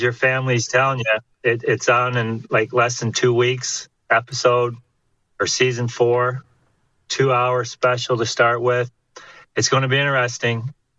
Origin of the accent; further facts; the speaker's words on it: Haliburton, Ontario, Canada; moved away as an adult; also born or lived in California / Los Angeles / Chicago / Edmonton; up north where I, I come from, Halliburton.